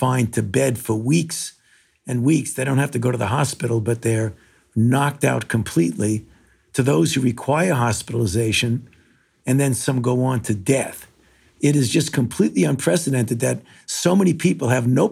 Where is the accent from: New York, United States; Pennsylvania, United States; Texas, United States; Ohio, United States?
New York, United States; New York City; moved away; I was born in New York, in Brooklyn, and I was, throughout my entire youth, I was a New York Yankees fan, even though I was living in Brooklyn